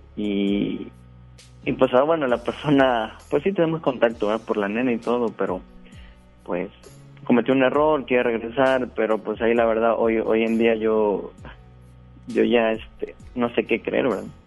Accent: Veracruz, Mexico; moved away as an adult; now in Guadalupe, Mexico; yo no soy de, este estado, ¿verdad? Yo soy del estado de Veracruz. ya tengo acá tres años me vine a trabajar

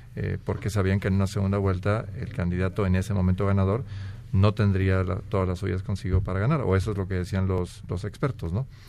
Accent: Mexico; A mí como mexicano

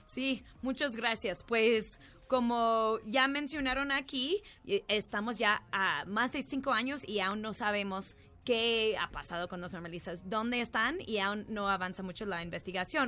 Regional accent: New York, United States; now in Mexico; soy de Nueva York, pero aquí vivo en México

